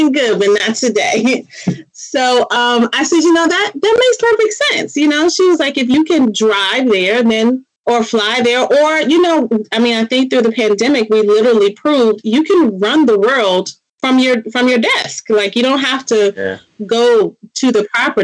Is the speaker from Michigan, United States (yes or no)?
no; D.C., Maryland area, United States; I am from the Maryland area, right outside of Washington, D.C.